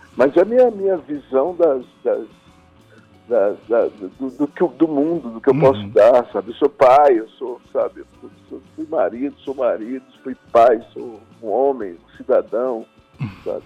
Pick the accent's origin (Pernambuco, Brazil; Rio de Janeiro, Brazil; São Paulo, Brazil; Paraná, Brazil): Pernambuco, Brazil; pernambucano, nascido nos trópicos